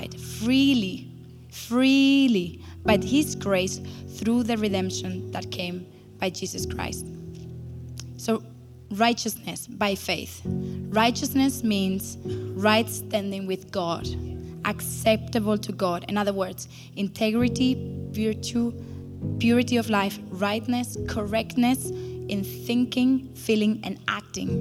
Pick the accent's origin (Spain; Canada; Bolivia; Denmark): Spain; moved away as an adult; now in Berlin, Germany; I grew up in Spain